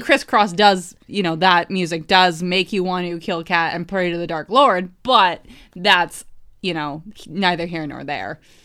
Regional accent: New Hampshire, United States; when I was growing up in New Hampshire

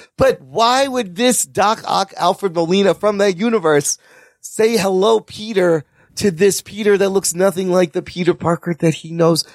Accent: Pakistan; I'm Pakistani

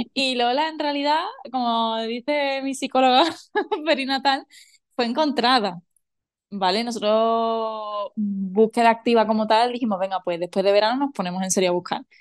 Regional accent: Seville, Andalusia, Spain; moved away as an adult; also born or lived in Madrid; now in Albufeira, Portugal

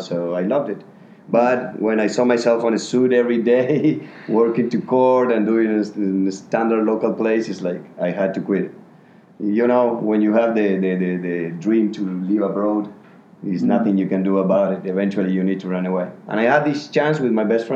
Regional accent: Córdoba, Argentina; English is a second language; moved away as an adult; also born or lived in Colorado, United States; now in Bangkok, Thailand; I come from Argentina.

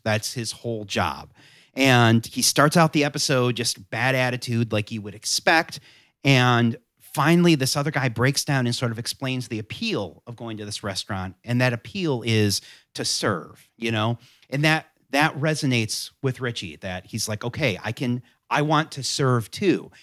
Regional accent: Southwest Michigan, United States; now in North Carolina, United States; I grew up in Southwest Michigan

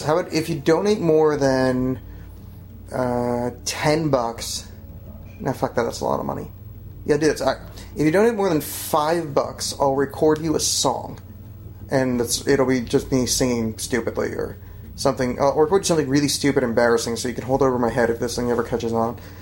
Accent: Oakland, New Jersey, United States; I grew up in Oakland, New Jersey

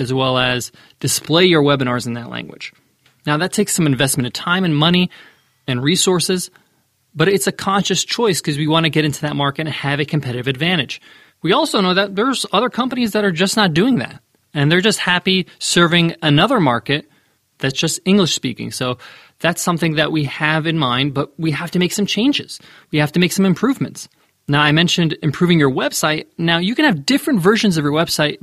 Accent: New York, United States; I'm from New York

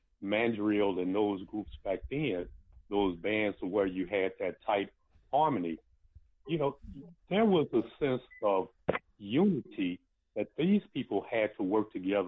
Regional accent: East St. Louis, Illinois, United States; you know I'm from East St. Louis

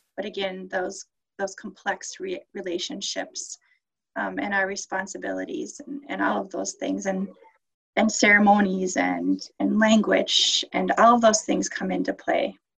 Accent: Minneapolis, Minnesota, United States; moved away as an adult; also born or lived in Bemidji, Minnesota; I grew up in South Minneapolis

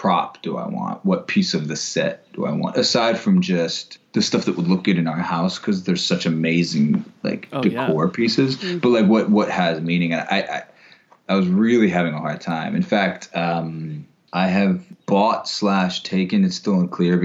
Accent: Florida, United States; I'm from Florida

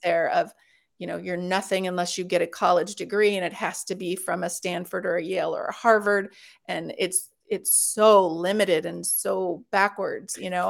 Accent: Los Angeles, California, United States; moved away; I'm from Los Angeles originally

